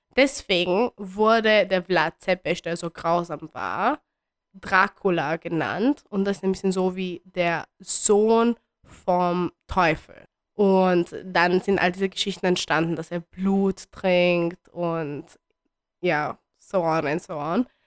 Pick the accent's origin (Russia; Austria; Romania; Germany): Romania; Bucharest; moved away; ich wurde in Bukarest geboren.